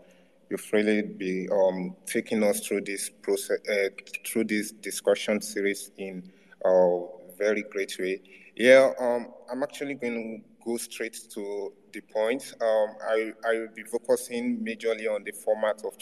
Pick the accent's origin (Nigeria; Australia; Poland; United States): Nigeria; as a Nigerian.